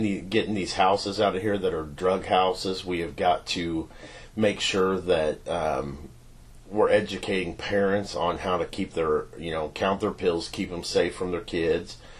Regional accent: Knoxville, Missouri, United States; also born or lived in Richmond, Missouri; So I grew up in Knoxville, Missouri. We bought a farm out there when I was 3

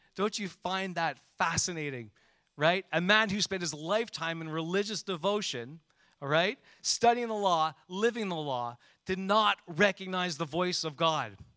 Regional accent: Montreal, Quebec, Canada; When I grew up in Montreal, you know, I took public transportation probably from grade three or four off to my school

